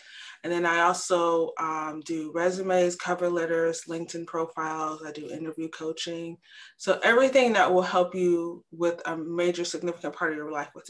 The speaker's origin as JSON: {"language": "English", "town": "Atlanta", "region": "Georgia", "country": "United States", "moved": "as an adult", "lives_now": "Montreal, Canada", "said": "I currently live in Canada. I live in Montreal, Quebec, Canada. I've been here for about 5 years, but I am from the United States. I'm from Atlanta, spent almost 20 years there."}